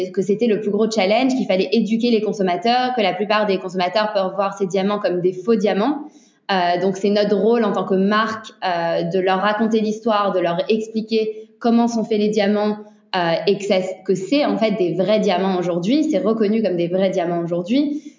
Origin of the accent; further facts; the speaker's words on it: Antwerp, Flanders, Belgium; Sydney et moi, on vient d'Anvers. Donc en fait, on a grandi avec des parents dans le milieu des diamants